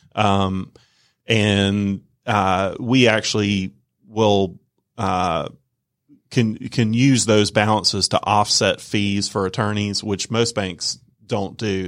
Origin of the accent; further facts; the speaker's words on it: Norcross, Georgia, United States; I'm a Georgia native, uh, born and raised in Georgia. Uh, grew up in the Norcross Peachtree Corners area.